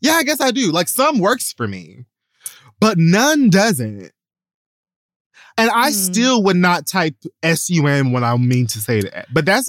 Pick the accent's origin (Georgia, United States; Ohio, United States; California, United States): Georgia, United States; Atlanta; Like, I'm really from Atlanta.